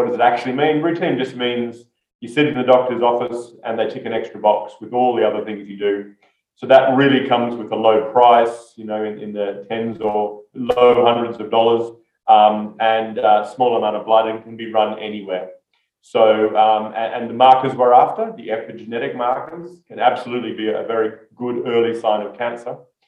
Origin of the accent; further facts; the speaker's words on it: Australia; That's a good question. I'm Australian. My accent's not as strong as it once was, but I still talk too fast, but that's not my accent.